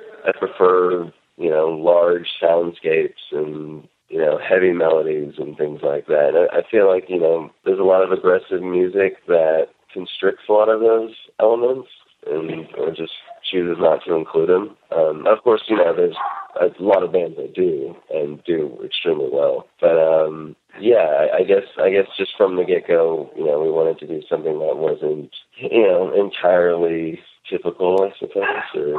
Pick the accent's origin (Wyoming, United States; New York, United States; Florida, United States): Florida, United States; Gainesville; born there; now in Northern California, United States